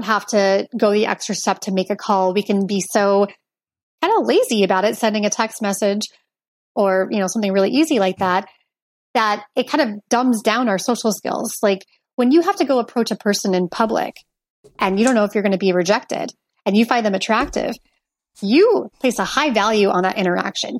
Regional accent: Portland, Oregon, United States; moved away as an adult; also born or lived in Chicago; I grew up in Portland, Oregon

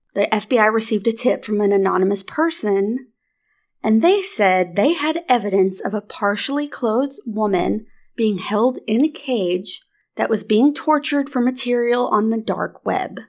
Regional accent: near the Missouri border, Arkansas, United States; moved away; grew up, like, thirty minutes from the Missouri b-, border

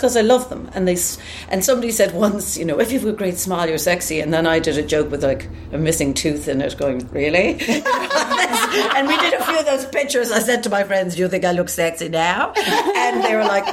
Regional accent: Ireland; I am an Irish singer, sometimes actress, and just living in Ireland still

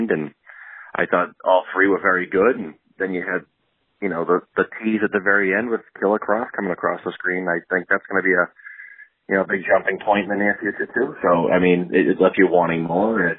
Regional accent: Boston, Massachusetts, United States; I am from one of the greatest cities in the world, if not the greatest city. I'm from Boston.

